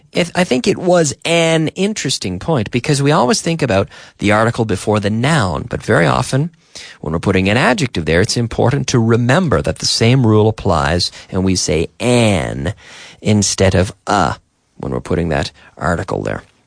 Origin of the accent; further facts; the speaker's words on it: Eastern Canada, Canada; moved away as an adult; now in Spain; if I'm in my hometown in September, I, I go to my, my mother's town in the north of my province and pick blueberries